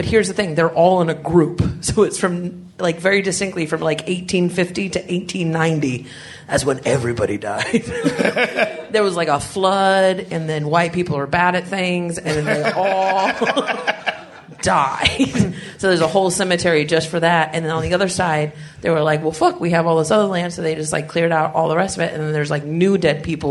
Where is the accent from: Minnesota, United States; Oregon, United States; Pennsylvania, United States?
Oregon, United States; Scottsburg; I grew up in Douglas County